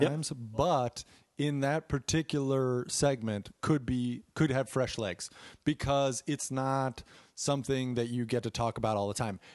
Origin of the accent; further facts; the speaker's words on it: Chicago, Illinois, United States; growing up in Chicago